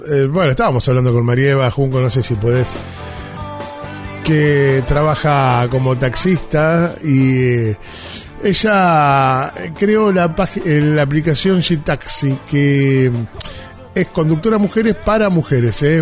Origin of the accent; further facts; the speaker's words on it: Rosario, Santa Fe, Argentina; En Rosario. Aquí, en yo soy de Rosario.